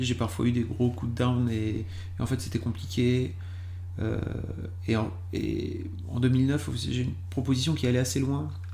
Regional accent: Lille, Hauts-de-France, France; je suis lillois de base

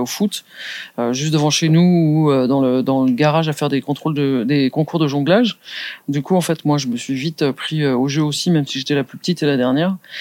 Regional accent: Saint-Germain-en-Laye, Île-de-France, France; also born or lived in Poissy / Andrésy; je suis né à Saint-Germain-en-Laye

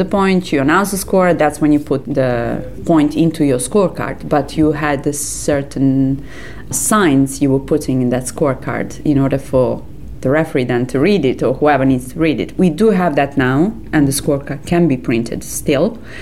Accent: Serbia; English is a second language; I'm coming from Serbia.

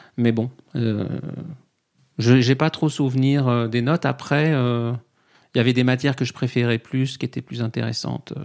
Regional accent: Saint-Mandé, Île-de-France, France; moved away; also born or lived in Paris; j'ai grandi euh, à côté de Vincennes, à Saint-Mandé. Je suis né à côté du château

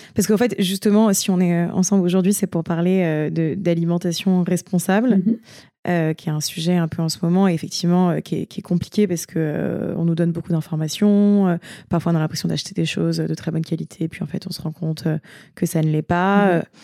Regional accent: Yvelines, Île-de-France, France; j'ai grandi dans les Yvelines

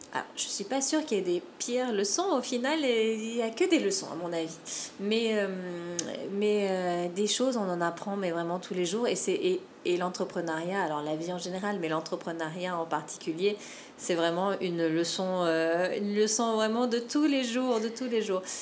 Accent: French Polynesia; also born or lived in Metropolitan France; j'ai grandi à Tahiti

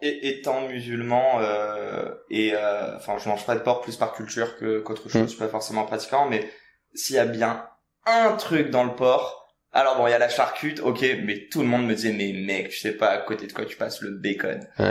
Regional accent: France; chez nous en France

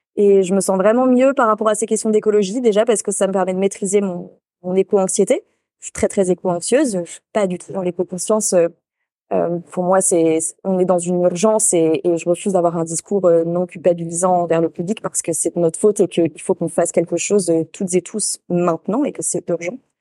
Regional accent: Île d'Oléron, Nouvelle-Aquitaine, France; moved away; pour moi, c'est le d'Oléron

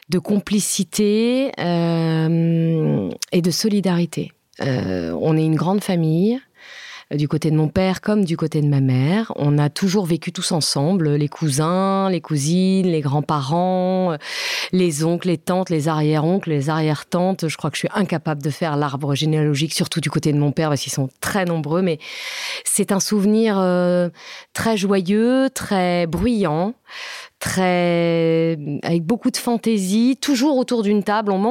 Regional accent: France; même si moi aussi je suis française, la question ne se pose même pas

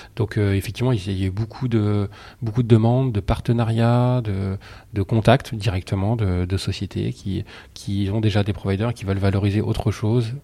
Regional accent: Soissons, Hauts-de-France, France; je suis de Soissons, donc je suis né à Soissons.

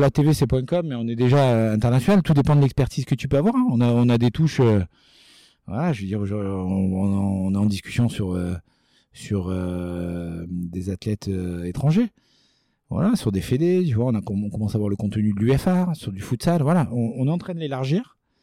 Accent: Nice, Provence-Alpes-Côte d'Azur, France; chez nous à Nice

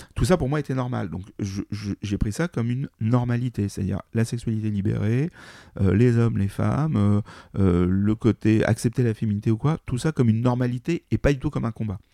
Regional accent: Paris, Île-de-France, France; je suis parisien.

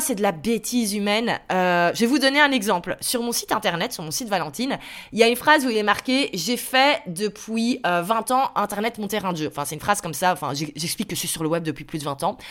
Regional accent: Belgium; je suis belge, donc ma société est en Belgique

